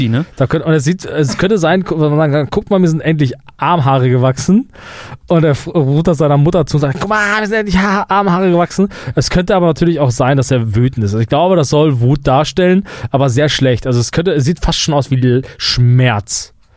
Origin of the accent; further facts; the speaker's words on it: Germany; wir Deutschen